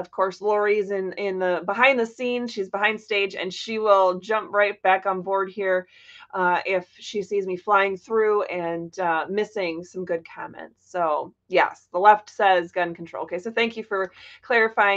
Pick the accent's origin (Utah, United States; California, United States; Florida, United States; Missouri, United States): Florida, United States; also born or lived in Michigan; I was born in Michigan and I grew up in Florida.